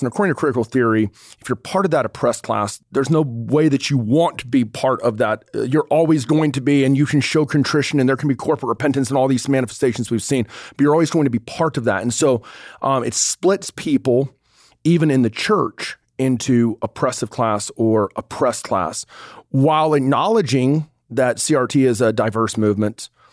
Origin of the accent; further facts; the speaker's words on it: North Georgia, United States; moved away; also born or lived in Pensacola, Florida; I grew up in the dirty South. I grew up in North Georgia